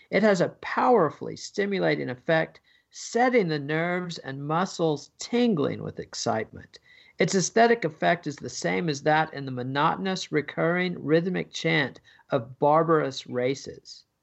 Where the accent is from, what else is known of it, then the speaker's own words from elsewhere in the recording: United Kingdom; as a Brit, you're more focused on England than most American historians